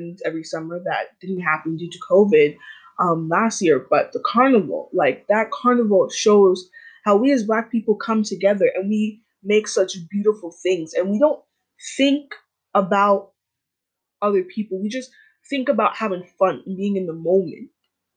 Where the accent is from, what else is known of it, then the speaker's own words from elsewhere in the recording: Jamaica; I am Black, I'm Jamaican